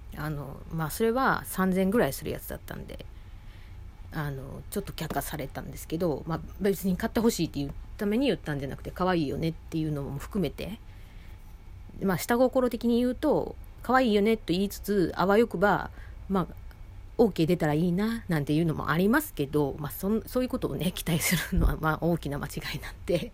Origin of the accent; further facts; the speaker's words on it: Osaka, Japan; 私大阪出身で